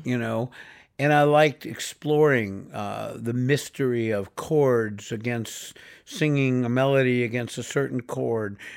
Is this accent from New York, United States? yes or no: yes; New York City, New York, United States; moved away as an adult; I grew up in New York City, born and raised, uh, first twenty-one years of my life I spent there